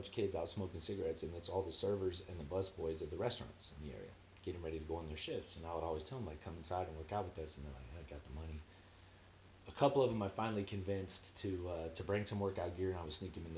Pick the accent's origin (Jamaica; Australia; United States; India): United States; Cathedral City, California; moved away as an adult; also born or lived in Palo Alto; I'm from Cathedral City. I say Palm Springs because nobody knows what Cathedral City is.